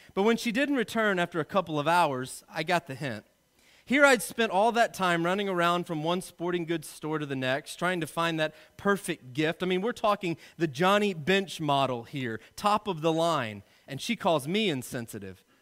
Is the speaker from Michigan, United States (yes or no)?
no; Arkansas, United States; I'm from Arkansas.